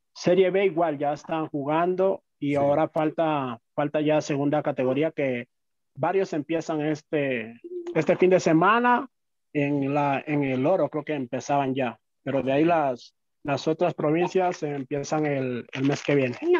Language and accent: Spanish; Carchi, Ecuador; now in Quito, Ecuador; Yo soy del Valle del Chota